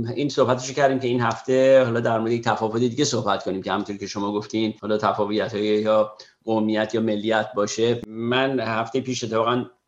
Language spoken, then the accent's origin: Persian; Iran; now in United States; ما هم به عنوان یه ایرانی